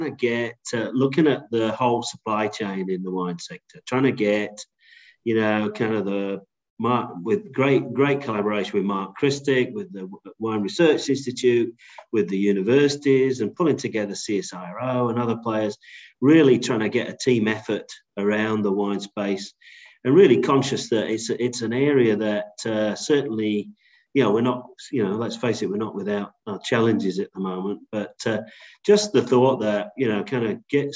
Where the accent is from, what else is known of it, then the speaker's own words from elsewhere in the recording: England, United Kingdom; moved away as an adult; also born or lived in Netherlands / New York / Chicago; now in Australia; I'm from England originally